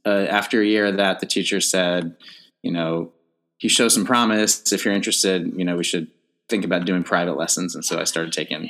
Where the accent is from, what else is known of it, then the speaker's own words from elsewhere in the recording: Fairfax, Virginia, United States; moved away as an adult; also born or lived in North Carolina; now in New York, United States; I grew up outside of DC in Fairfax, Virginia